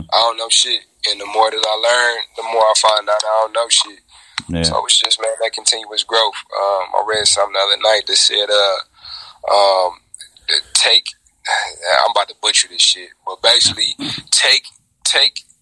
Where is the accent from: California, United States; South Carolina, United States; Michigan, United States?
Michigan, United States; Inkster; also born or lived in Detroit, Michigan; I am born in the city of Detroit, raised in the city of Inkster, Michigan.